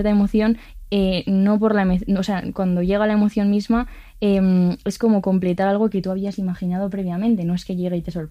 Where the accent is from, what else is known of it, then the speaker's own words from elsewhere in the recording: San Sebastián de los Reyes, Community of Madrid, Spain; also born or lived in Galicia; Y además que no soy de Alcobendas. Es verdad, Soy de Sanse.